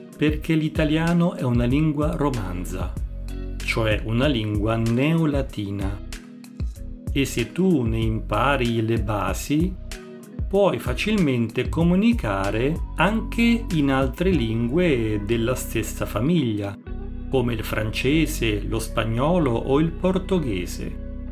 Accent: Italy

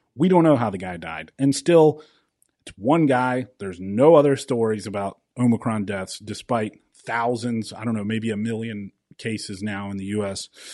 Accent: South Carolina, United States; my home state of South Carolina

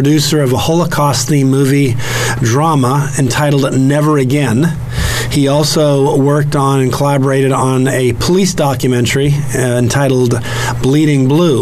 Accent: Virginia, United States; Since I'm from Virginia, and we say things like y'all and yo

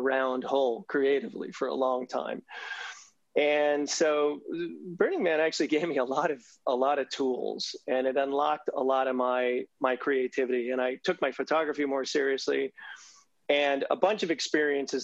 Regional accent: New Jersey, United States; moved away; as a kid, I grew up in New Jersey

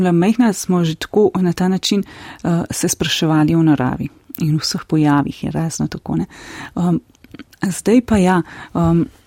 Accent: Slovenia; smo tukaj slovenci

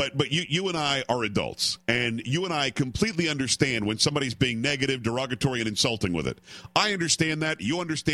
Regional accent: New York, United States; moved away; I'm originally from New York

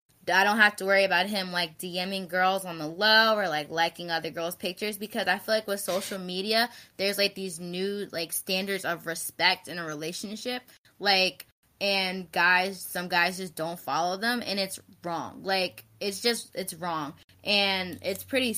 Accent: Philadelphia, Pennsylvania, United States; also born or lived in Florida; now in Delaware, United States; I'm from Philly

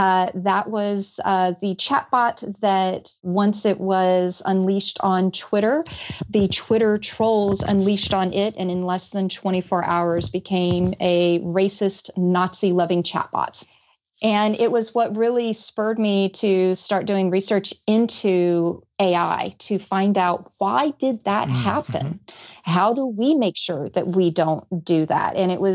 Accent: Georgia, United States; I am. Yes. I've mostly lost my accent, but if you listen to me speak to my mother on the phone or if I get really mad

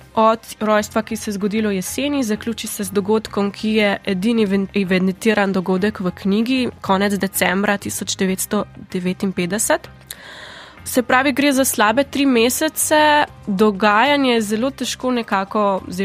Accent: Primorska, Slovenian Littoral, Slovenia; prihajam iz Primorske

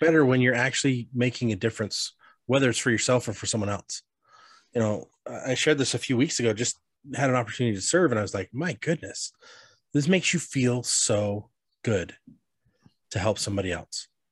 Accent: Colorado, United States; I grew up in Colorado

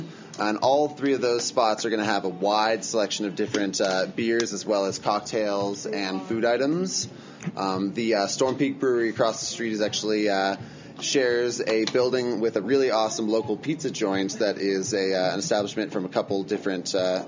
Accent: Steamboat Springs, Colorado, United States; also born or lived in Front Range, Colorado; I'm from Steamboat. I'm a Steamboat local. I lived in the Front Range, worked in a couple different industries for a few years, and then moved back this year to help out with the business.

